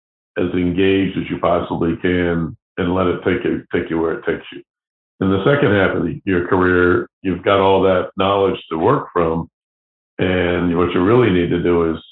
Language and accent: English; New London, New Hampshire, United States; now in Boston, United States; So I came to Boston from New London, New Hampshire, to pursue a radio and television career.